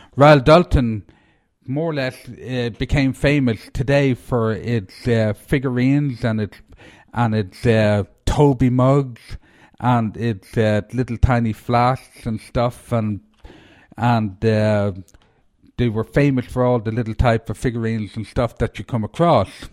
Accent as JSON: {"language": "English", "country": "Ireland", "moved": "yes", "lives_now": "Asheville, United States", "said": "I'm, I'm from Ireland"}